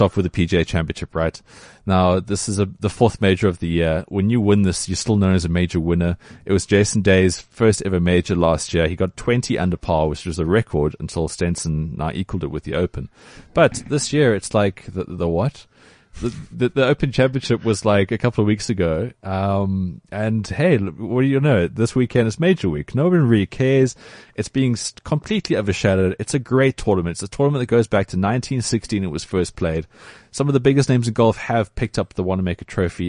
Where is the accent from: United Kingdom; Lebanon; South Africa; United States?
South Africa; as a South African